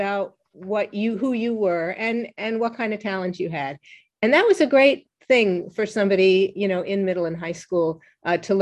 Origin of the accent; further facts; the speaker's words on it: New York, United States; I was growing up on the Upper West Side of New York